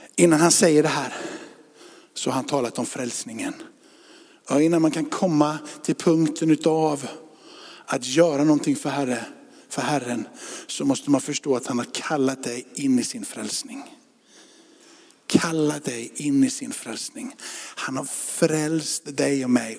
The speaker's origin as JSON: {"language": "Swedish", "country": "Sweden", "said": "vi är svenskar."}